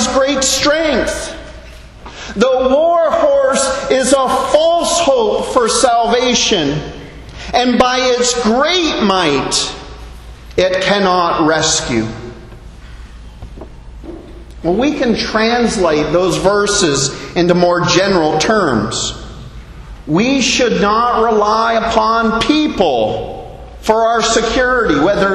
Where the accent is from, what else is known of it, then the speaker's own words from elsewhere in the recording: Canada; moved away as an adult; now in Bahamas; as a Canadian living here in the Bahamas for nearly